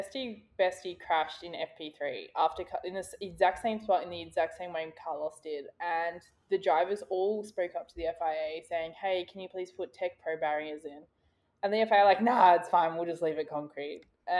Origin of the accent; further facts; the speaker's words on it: Australia; We also need to maybe issue that we are from Australia, if you can't tell by our beautiful accents.